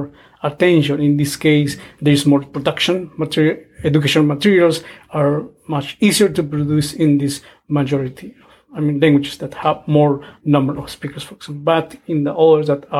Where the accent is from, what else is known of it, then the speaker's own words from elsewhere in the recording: Guatemala; first language Q'anjob'al; English is a second language; moved away as an adult; also born or lived in Kansas, United States; now in Toronto, Canada; I'm originally from Guatemala, and also a speaker of one of the Mayan languages spoken in Guatemala, which is Canjobal